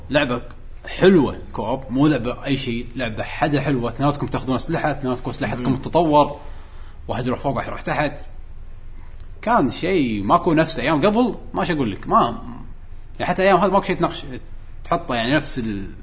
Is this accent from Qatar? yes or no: no; Kuwait; born or raised there